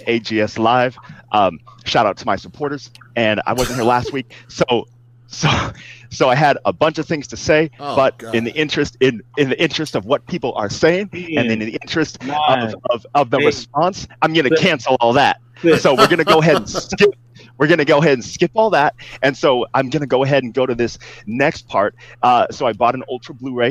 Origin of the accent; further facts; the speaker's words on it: Northern California, United States; I'm from Northern California.